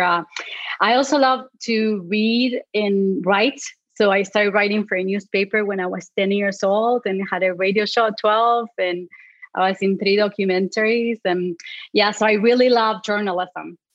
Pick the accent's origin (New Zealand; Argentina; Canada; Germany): Argentina; Patagonia; English is a second language; moved away as an adult; now in United States; I grew up in the south of Argentina, in Patagonia